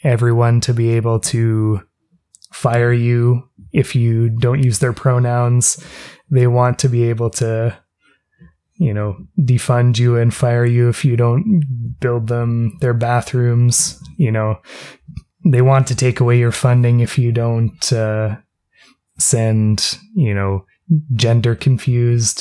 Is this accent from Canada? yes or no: yes; Canada